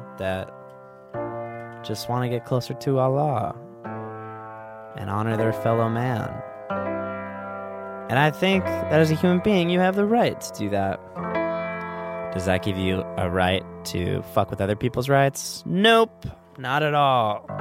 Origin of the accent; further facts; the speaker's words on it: Orange County, Southern California, United States; I grew up in Southern California.